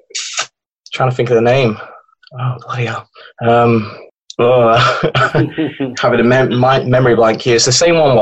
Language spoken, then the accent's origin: English; Sheffield, Yorkshire and the Humber, United Kingdom; I'm from not so sunny Sheffield